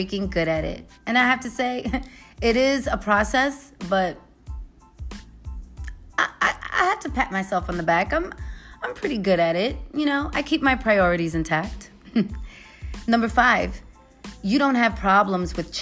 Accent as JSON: {"language": "English", "town": "New York City", "region": "New York", "country": "United States", "also_born_or_lived": "Los Angeles / San Francisco Bay Area", "moved": "yes", "lives_now": "Las Vegas, United States", "said": "I am from New York. I'm from the Bronx. Moved from the Bronx to LA, from LA to the Bay, from the Bay to Vegas"}